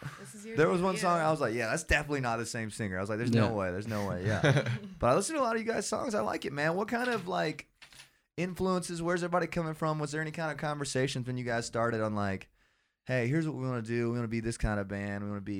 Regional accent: Augusta, Georgia, United States; moved away as an adult; now in Atlanta, United States; I'm from Augusta, Georgia. So like an hour and a half from here, yeah. But I came up here for school.

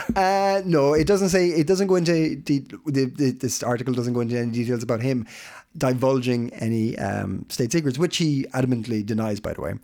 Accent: Ireland; now in Denmark; I'm Irish

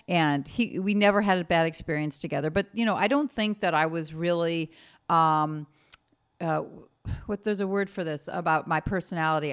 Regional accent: Chicago, Illinois, United States; also born or lived in Fort Leonard Wood, Missouri; Greenleaf Street, Chicago, Illinois

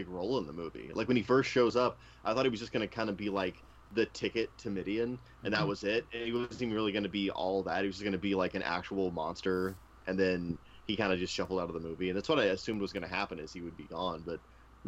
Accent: the South, United States; I grew up in the South a lot, and like, I know these people

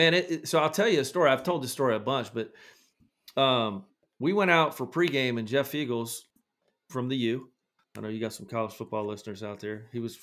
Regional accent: Scotland, United Kingdom; You know, I grew up in Scotland, so there was a lot going on at that time in like the 80s with maybe Russia or somebody.

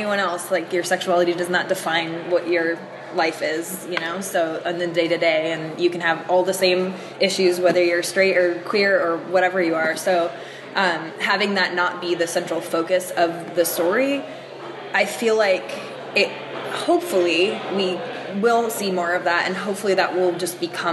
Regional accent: New Hampshire, United States; I'm from New Hampshire

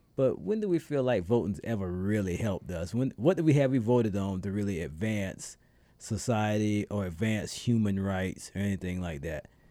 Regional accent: South Carolina, United States; moved away; my first time voting in my home state

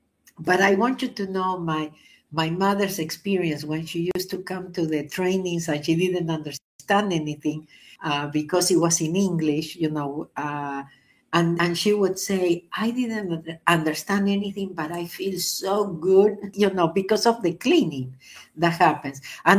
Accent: New York, United States; I am from New York.

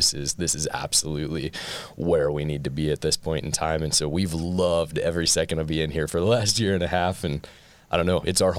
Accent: Maryland, United States; moved away as an adult; I grew up on the East Coast. I grew up in Maryland, so a little far away from here. But we've been here for about a year and a half almost now

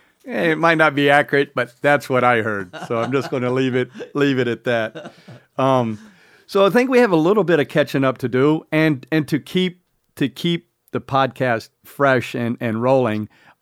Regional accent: Indio, California, United States; We're bikepacking. We're from Indio.

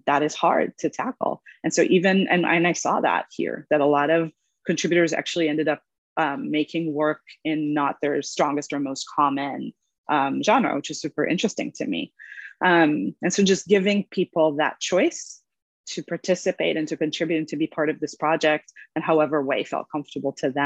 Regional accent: Israel; English is a second language; moved away as an adult; also born or lived in Los Angeles, United States; now in New York, United States; I was born in Los Angeles, but I grew up in Israel and English is my second language. And I only moved to New York in my 20s

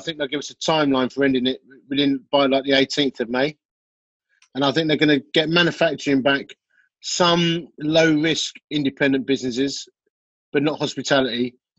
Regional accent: Essex, East of England, United Kingdom; I'm from Essex, love.

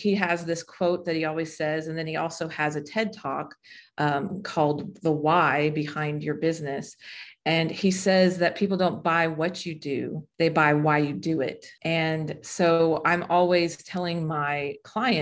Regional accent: Las Vegas, Nevada, United States; I'm from Las Vegas. When we moved from Las Vegas to North Las Vegas

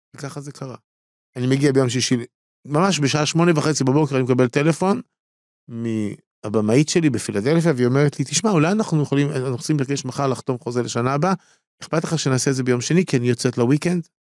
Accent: Tel Aviv, Tel Aviv District, Israel; אני גדלתי בתל אביב, בסדר? אה, תל אביבי

